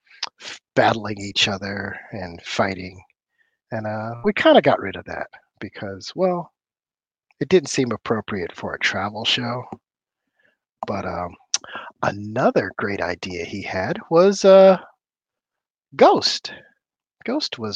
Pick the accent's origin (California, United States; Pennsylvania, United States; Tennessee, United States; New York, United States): California, United States; Oakland; I'm from the Bay Area. I'm from Oakland, California.